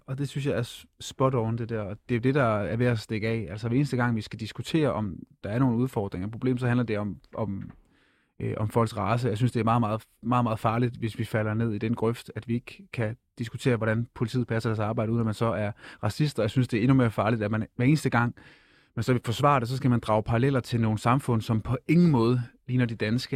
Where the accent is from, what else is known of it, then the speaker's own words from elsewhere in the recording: Funen, Southern Denmark, Denmark; Fyn, hvor jeg kommer fra